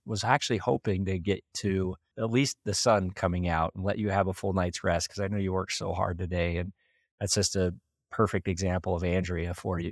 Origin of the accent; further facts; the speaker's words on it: Preston, Idaho, United States; I'm from Preston, I grew up in small town Idaho